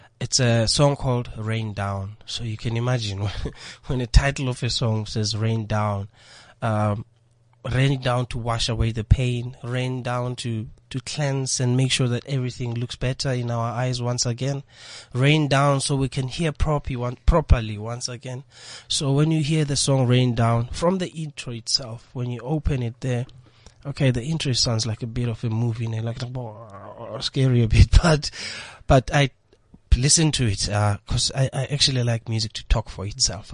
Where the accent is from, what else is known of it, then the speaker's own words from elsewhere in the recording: South Africa; being South African